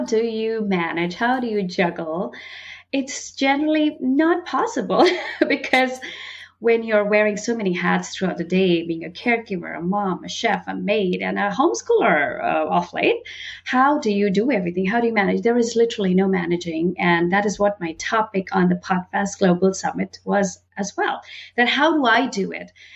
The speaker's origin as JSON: {"language": "English", "region": "northern India", "country": "India", "tie": "born or raised there", "said": "I was born and brought up in India. And while growing up in India, I belonged to the very northern part in India"}